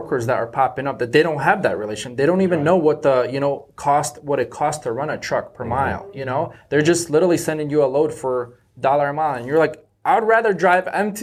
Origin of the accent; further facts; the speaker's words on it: Rochester, New York, United States; moved away as an adult; also born or lived in Ukraine; now in Charlotte, United States; originally I'm from Ukraine. Okay. I moved here to America when I was 8 years old to Rochester, New York, upstate New York